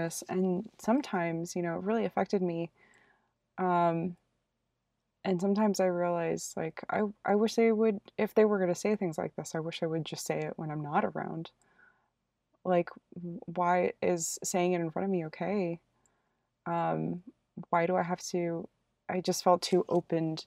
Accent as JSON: {"language": "English", "country": "United States", "said": "I am Korean American"}